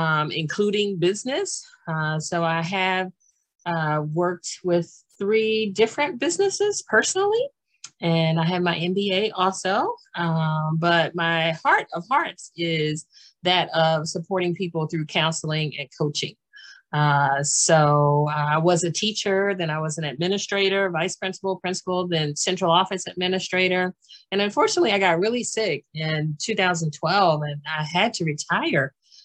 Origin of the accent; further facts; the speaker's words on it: Washington, D.C., District of Columbia, United States; born there; also born or lived in Maryland / Pennsylvania / New Jersey / North Carolina; I was born in Washington, D.C., and I've lived in Maryland and Pennsylvania and New Jersey.